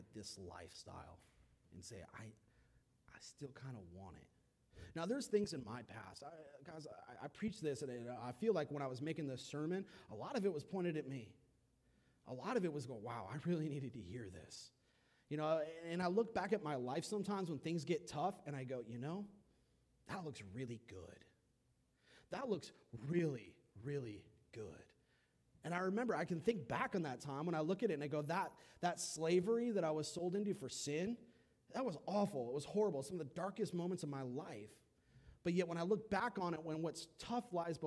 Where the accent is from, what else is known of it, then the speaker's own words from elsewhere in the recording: California, United States; now in South Carolina, United States; I grew up in California, y'all. I was 20 minutes from Malibu